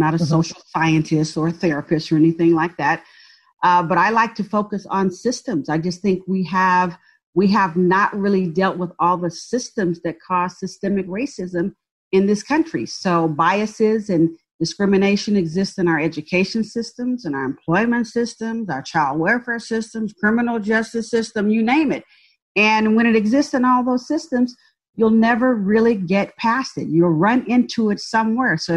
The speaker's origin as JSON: {"language": "English", "area": "San Francisco Bay Area", "region": "California", "country": "United States", "tie": "born or raised there", "also_born_or_lived": "Birmingham, Alabama", "said": "moved to the San Francisco Bay Area and grew up in a public housing project"}